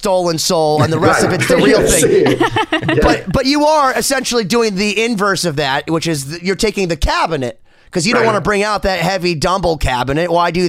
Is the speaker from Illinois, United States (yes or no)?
no; Boston, Massachusetts, United States; I'm from Boston. I love Boston.